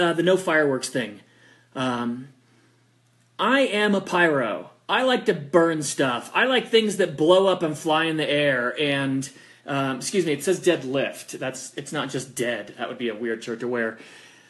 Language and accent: English; California, United States; now in Colorado Springs, United States; I'm from California